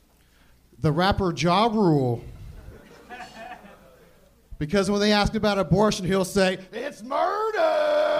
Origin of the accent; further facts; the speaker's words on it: Indiana, United States; now in San Diego, United States; I'm from Indiana